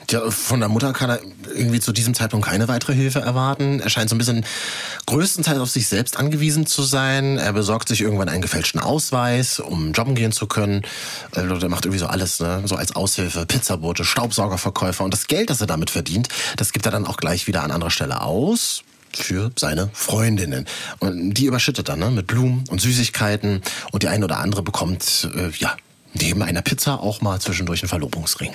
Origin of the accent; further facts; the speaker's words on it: Germany; bei uns in Deutschland